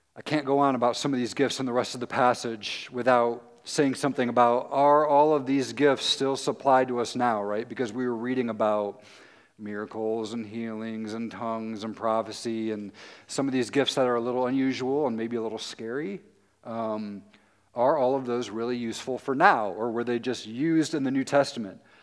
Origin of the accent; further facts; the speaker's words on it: Tennessee, United States; now in Muncie, United States; I'm from Tennessee